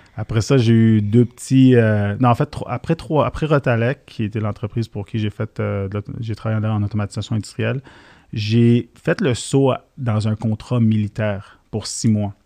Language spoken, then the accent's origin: French; Montreal, Quebec, Canada; born or raised there; accent: Québécois; also born or lived in Syria